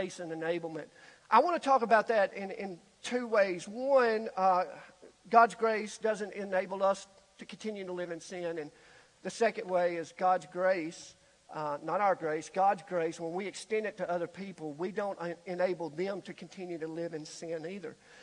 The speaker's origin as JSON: {"language": "English", "region": "Alabama", "country": "United States", "tie": "born or raised there", "said": "being born and raised in Alabama"}